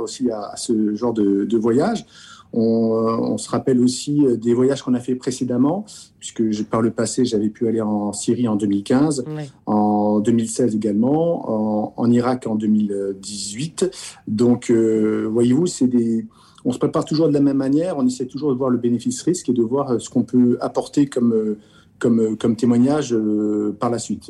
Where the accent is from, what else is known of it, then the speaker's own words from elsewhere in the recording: France; en tant que Français, en tant qu'Européen.